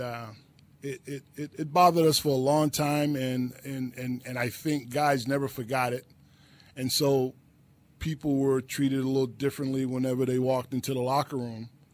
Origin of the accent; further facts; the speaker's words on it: New Jersey, United States; I'm from Jersey